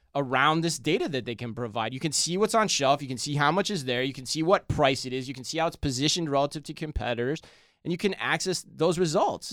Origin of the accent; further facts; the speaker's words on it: Arizona, United States; moved away; growing up in Arizona